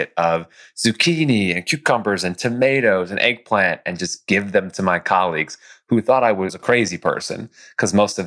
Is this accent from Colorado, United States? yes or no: no; White Plains, New York, United States; I grew up just north of New York City in White Plains, New York.